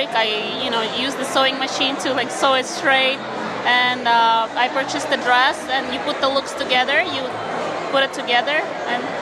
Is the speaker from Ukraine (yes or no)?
yes; Ukraine; moved away; I'm from Ukraine originally, so I grew up learning uh, classical ballet and uh, Ukrainian folk dance.